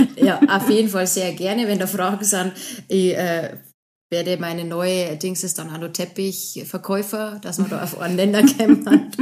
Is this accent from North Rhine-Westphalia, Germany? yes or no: no; Bavaria, Germany; accent: Bavarian